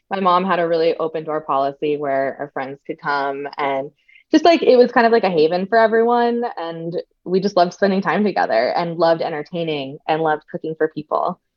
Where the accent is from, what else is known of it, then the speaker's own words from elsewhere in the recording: New Jersey, United States; um, a lot of people, especially when I went to college, it was around like the Jersey Shore era. So people were like, why don't